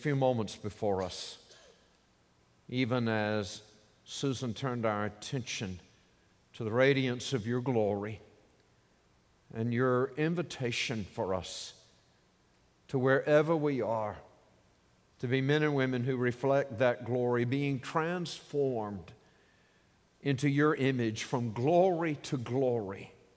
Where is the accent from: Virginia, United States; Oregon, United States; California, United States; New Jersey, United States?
Virginia, United States; Norfolk; I grew up in Norfolk, Virginia